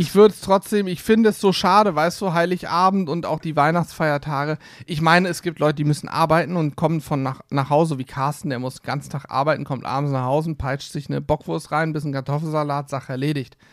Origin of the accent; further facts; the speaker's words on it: Hesse, Germany; Ich bin ja eigentlich ein Hesse. Meine Eltern sind beide aus Hessen.